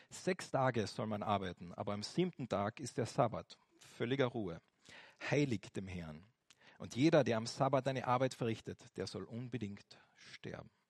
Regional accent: Austria; Und bei uns in Österreich ist es jetzt nicht so extrem äh, am Sonntag, da ist schon noch das eine oder andere offen, gell?

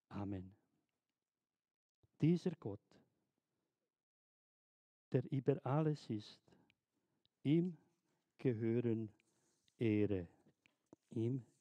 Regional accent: Bosnia & Herzegovina; German is a second language; Ich erinnere mich ganz gut in den 90er Jahren, wo der Krieg in, in Jugoslawien, in Bosnien, dort in meiner Heimat herrschte.

